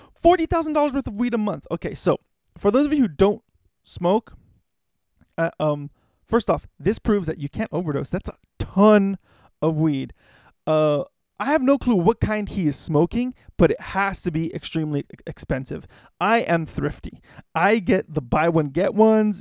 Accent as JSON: {"language": "English", "town": "Los Angeles", "region": "California", "country": "United States", "tie": "born or raised there", "said": "I grew up in Hollywood, um, basically really close to Hollywood"}